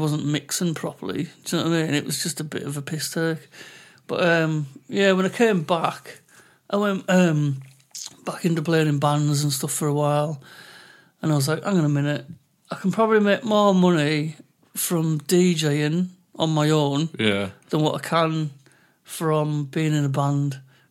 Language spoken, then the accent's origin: English; England, United Kingdom; accent: English; I'm English and I've got an English accent